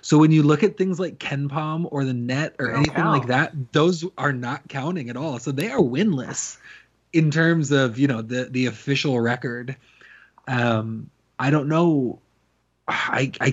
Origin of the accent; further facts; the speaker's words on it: Corvallis, Oregon, United States; I'm from Corvallis